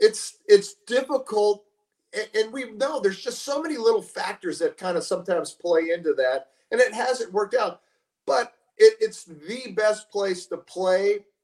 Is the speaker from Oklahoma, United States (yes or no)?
no; San Diego, California, United States; born there; I was born in San Diego, so San Diego is always near and dear to my heart.